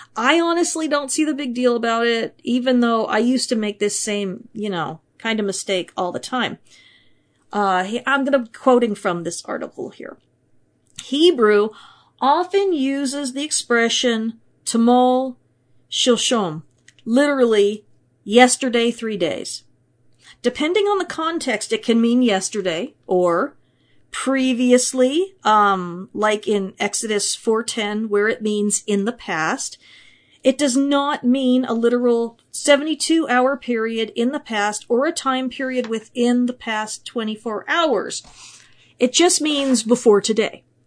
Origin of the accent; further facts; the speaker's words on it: United States; I'm from America